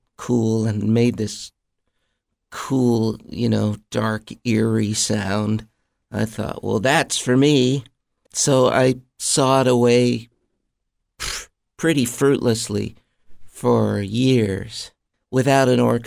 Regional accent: Mount Vernon, Iowa, United States; moved away; also born or lived in Los Angeles; I grew up in a small town in Iowa called Mount Vernon, a little college town where my dad was a piano professor.

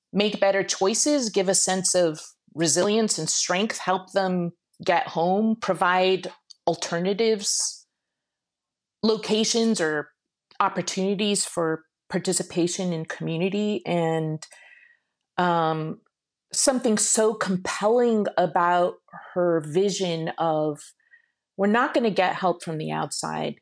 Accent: Shiraz, Fars, Iran; moved away; I was born in Iran, and I was very interested in taking a semester and going to Iran and working with a nomadic tribe, uh, near where I was born in Shiraz

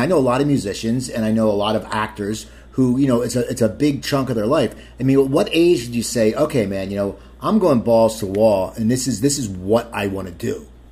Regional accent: Cherry Hill, New Jersey, United States; I'm from Cherry Hill.

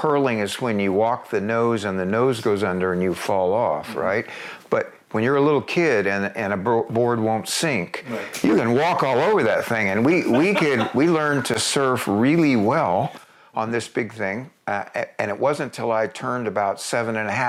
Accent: Coronado, California, United States; also born or lived in Bryan, Texas; growing up in a Southern California surfer town

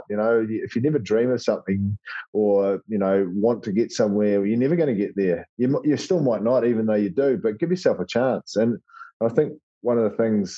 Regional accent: New Zealand; growing up in New Zealand, you know, when we go to school, all the first 15s all have their own hakas

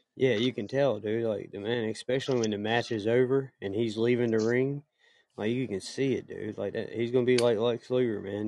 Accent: South Carolina, United States; I'm from South Carolina

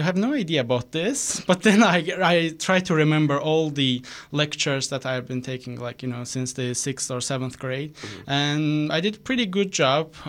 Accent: Sumgait, Azerbaijan; moved away as an adult; also born or lived in South Korea; now in Canada; I was born and raised in the second largest city of the Azerbaijan called Sumgayit, pretty close to capital city Baku

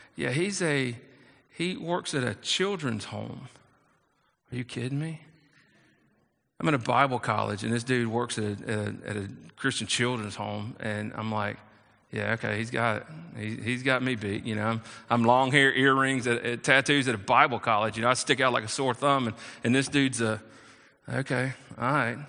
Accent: South Carolina, United States; I was raised in, in South Carolina, and, and so I'm from the South

